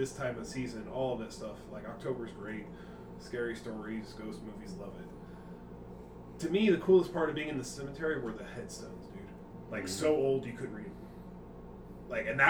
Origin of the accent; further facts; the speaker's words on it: Indiana, United States; moved away; I'm from Indiana.